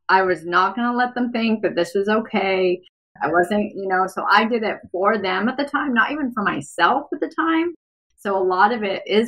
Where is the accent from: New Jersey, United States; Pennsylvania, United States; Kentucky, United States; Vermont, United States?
Vermont, United States; I grew up in Vermont, so we would seriously just go outside and be outside all the day, all day long.